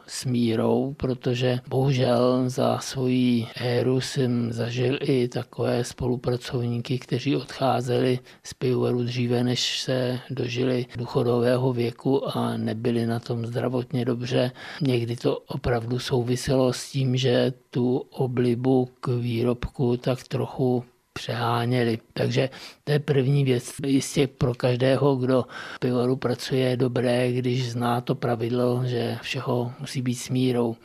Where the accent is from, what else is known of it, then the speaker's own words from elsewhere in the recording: Bohemia, Czechia; also born or lived in České Budějovice, Czech Republic; u nás, v Čechách